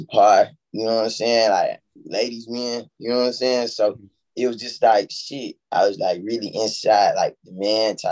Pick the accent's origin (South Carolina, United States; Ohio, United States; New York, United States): South Carolina, United States; Columbia; also born or lived in Sumter, South Carolina; I'm really like from South Carolina, Columbia